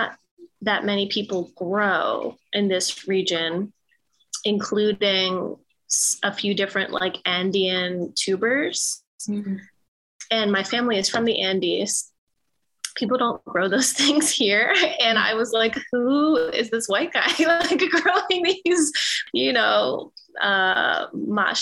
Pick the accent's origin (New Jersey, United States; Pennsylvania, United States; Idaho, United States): Pennsylvania, United States; Philadelphia; I was born and raised here in Philly.